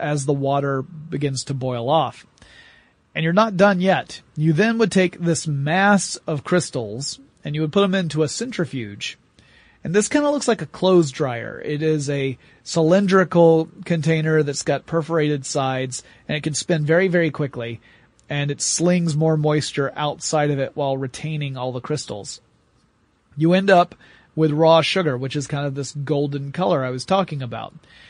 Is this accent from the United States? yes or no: yes; the South, United States; I'm from the South